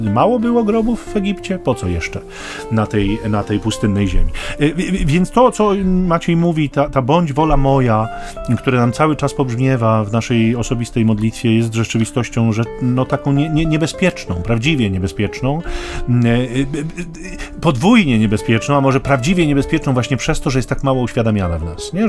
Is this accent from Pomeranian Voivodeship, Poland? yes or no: yes; Sztum, Pomeranian Voivodeship, Poland; ja pochodzę ze Sztumu